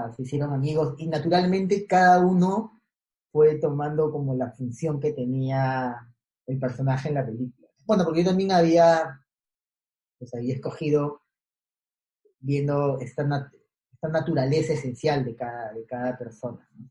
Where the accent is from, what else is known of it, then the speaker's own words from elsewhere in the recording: Callao, Peru; fui a vivir al, barrio donde crecí, que es en el Callao, por, el aeropuerto. Yo cuando fui a vivir ahí, muy niño